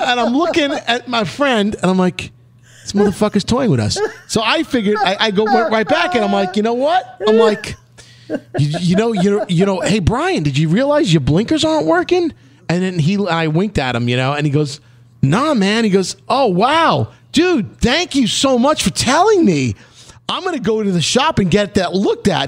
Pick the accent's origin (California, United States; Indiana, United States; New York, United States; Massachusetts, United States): New York, United States; oh, we're from New York